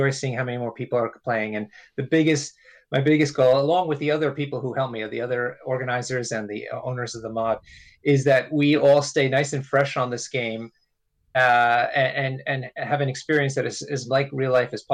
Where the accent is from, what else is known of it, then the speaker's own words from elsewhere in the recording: New York City, New York, United States; moved away as an adult; now in London, United Kingdom; I live in London now, but I grew up around New York City